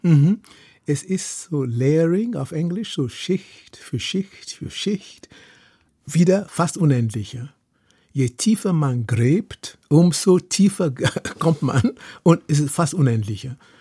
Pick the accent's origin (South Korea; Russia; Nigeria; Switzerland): Nigeria; Lagos; German is a second language; moved away as an adult; also born or lived in Oxford, England / Heidelberg, Germany; now in Germany; ich bin in Lagos groß geworden